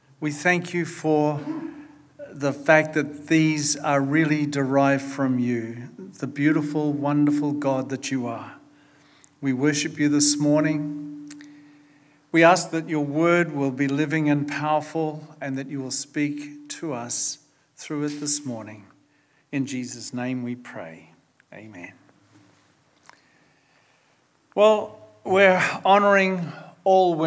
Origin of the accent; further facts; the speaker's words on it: Brisbane, Queensland, Australia; I was brought up in Brisbane